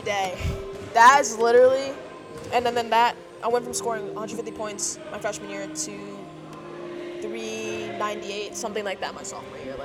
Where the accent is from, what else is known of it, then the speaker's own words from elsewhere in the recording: Connecticut, United States; also born or lived in Kansas City; I was born in Kansas City, and I lived there till I was 7. And then I moved to Connecticut.